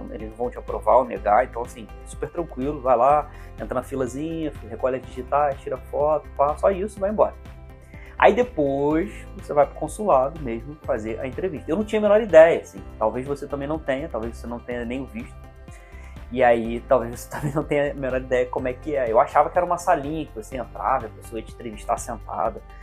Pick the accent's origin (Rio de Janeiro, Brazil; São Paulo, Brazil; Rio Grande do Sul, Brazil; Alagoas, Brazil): Rio de Janeiro, Brazil; Teresópolis; eu sou de Teresópolis, uma cidade serrana, eu fiz tudo em, eh, no Rio de Janeiro, capital